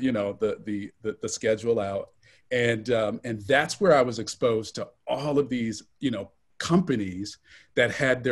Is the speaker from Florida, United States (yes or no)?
yes; Central Florida, United States; moved away as an adult; also born or lived in Cincinnati / Atlanta; I grew up in Central Florida, kind of in the shadows of, you know, tourism and entertainment, and of course, Disney